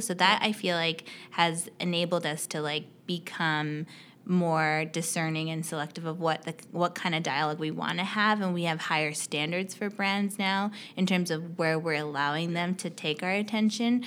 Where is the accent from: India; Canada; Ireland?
Canada; also born or lived in United States; I'm Canadian, so I, I went to school in the U S and I moved back to Canada after I graduated